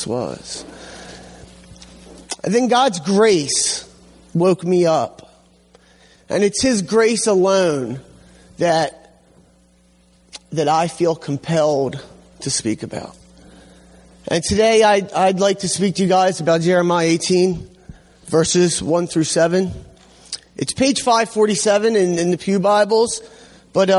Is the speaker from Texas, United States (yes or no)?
no; Hamden, Connecticut, United States; I grew up here in Hamden